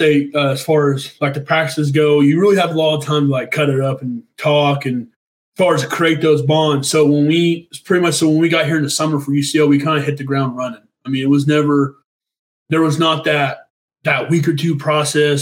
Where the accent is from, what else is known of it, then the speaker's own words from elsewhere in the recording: Noble, Oklahoma, United States; now in Edmond, United States; I'm from Noble, Oklahoma, which is like 45 minutes south of Edmonds